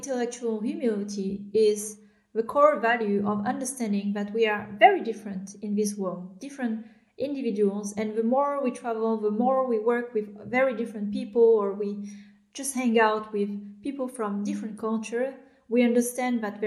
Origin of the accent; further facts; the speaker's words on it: France; I was born in France, but I am, my parents are immigrants from Vietnam. They moved in the 80s, and I grew up in France